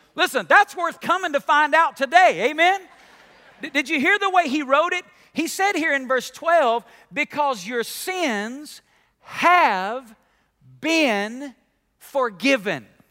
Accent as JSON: {"language": "English", "region": "Alabama", "country": "United States", "tie": "born or raised there", "said": "I grew up in Alabama"}